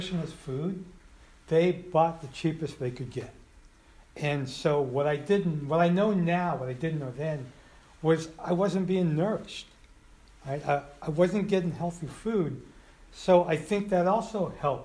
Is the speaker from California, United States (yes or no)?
yes; Colma, California, United States; also born or lived in Santa Cruz; I grew up in Colma